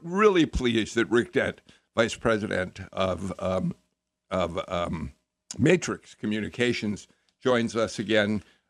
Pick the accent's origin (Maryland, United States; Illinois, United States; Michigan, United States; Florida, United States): Illinois, United States; Chicago; now in Georgia, United States; my hometown of Chicago